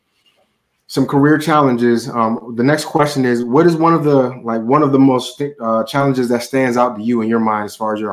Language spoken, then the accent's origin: English; Miami, Florida, United States; So I grew up in Miami